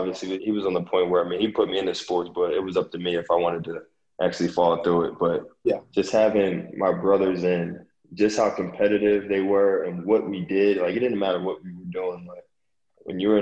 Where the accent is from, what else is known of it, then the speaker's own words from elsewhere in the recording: Glassboro, New Jersey, United States; moved away as an adult; now in New Orleans, United States; growing up from a small town in Glassboro, New Jersey, small town about 20 minutes east of Philadelphia